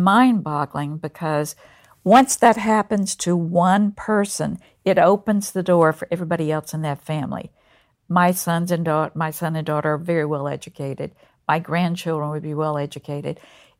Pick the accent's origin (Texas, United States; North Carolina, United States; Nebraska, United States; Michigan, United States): North Carolina, United States; Concord; I grew up just outside of Mill Village in Concord, North Carolina.